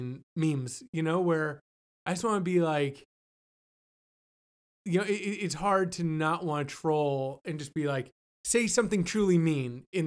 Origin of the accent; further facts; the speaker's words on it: Florida, United States; I'm a Florida baby.